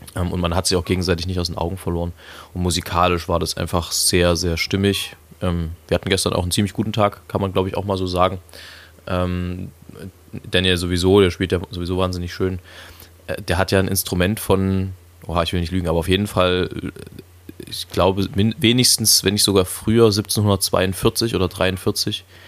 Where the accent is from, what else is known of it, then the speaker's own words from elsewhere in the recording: Leipzig, Saxony, Germany; Ich, ich bin ein Leipziger Original, wie das so schön heißt. Ein, ein authentisches, nicht zugezogenes, sondern schon immer hier stattgefunden habendes. Ähm, und Leipzig ist meine Heimat